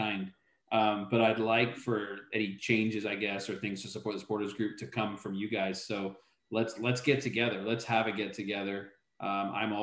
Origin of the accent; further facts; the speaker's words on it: Chester, North West England, United Kingdom; also born or lived in Liverpool, England; now in Houston, United States; I grew up in England. I was born a mile from Anfield, but I lived 20 minutes away in a town called Chester